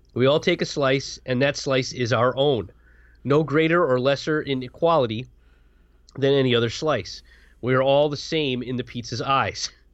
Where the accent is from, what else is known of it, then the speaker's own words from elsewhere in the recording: Connecticut, United States; We're from Connecticut.